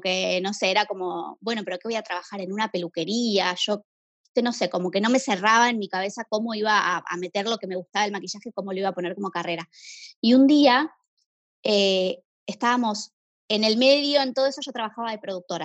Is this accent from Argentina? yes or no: yes; Buenos Aires, Argentina; soy de Buenos Aires, tengo 32 años